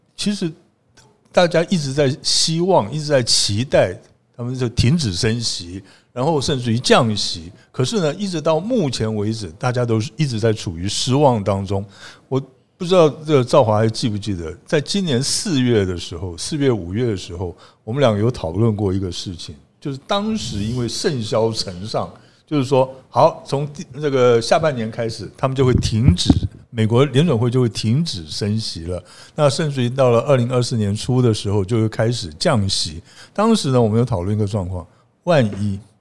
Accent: Pingtung County, Taiwan; 尤其我们屏东人

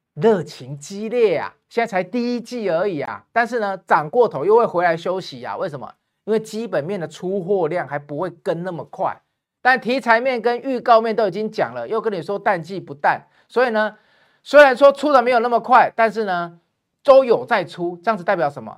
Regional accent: Taiwan; 我们台湾人

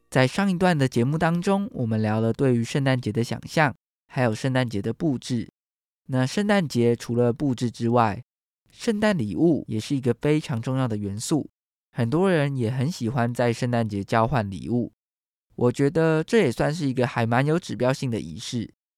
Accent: Taiwan; 台湾是一块宝岛，同时也是我们的家乡

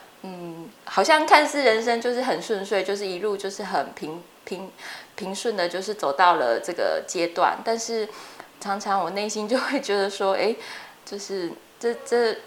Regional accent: Chiayi, Chiayi City, Taiwan; moved away as an adult; also born or lived in Taichung / Taipei; 那我本身是嘉义人，然后在嘉义就是从小在嘉义市长大，然后就一直念到高中，就是一个很平凡的在嘉义长大的小孩。

